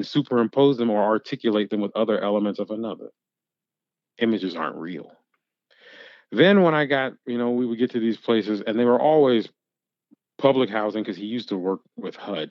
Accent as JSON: {"language": "English", "town": "Louisville", "region": "Kentucky", "country": "United States", "tie": "born or raised there", "also_born_or_lived": "New York", "moved": "yes", "said": "I'm from Louisville"}